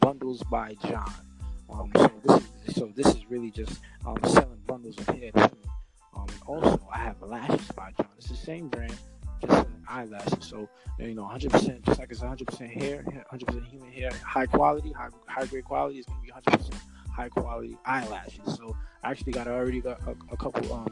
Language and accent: English; Brooklyn, New York, United States; accent: Brooklyn